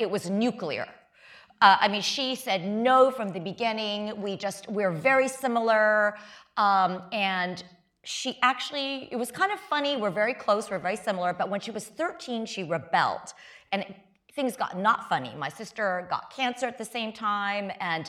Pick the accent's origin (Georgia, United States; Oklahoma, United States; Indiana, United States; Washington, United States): Indiana, United States; West Lafayette; first language Chinese; English is a second language; moved away; also born or lived in Champaign, Illinois; I was born in Champaign, Illinois, so I was born in this country. But back then, there were far fewer Asians when I was growing up. Very, very few. I grew up in West Lafayette, Indiana